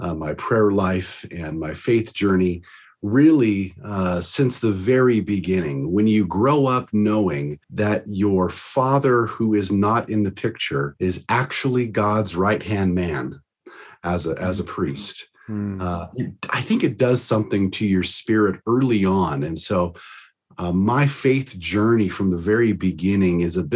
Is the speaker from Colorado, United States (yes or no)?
no; Arizona, United States; I'm from originally from the state of Arizona